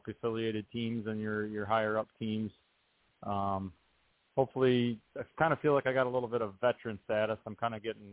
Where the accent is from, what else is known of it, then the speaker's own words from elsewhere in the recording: Wisconsin, United States; my home state of Wisconsin